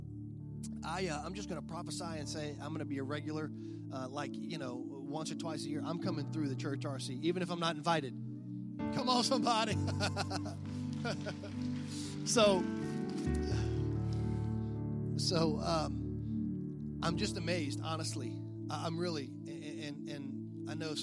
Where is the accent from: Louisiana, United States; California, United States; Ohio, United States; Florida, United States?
Louisiana, United States; South; I'm from South Louisiana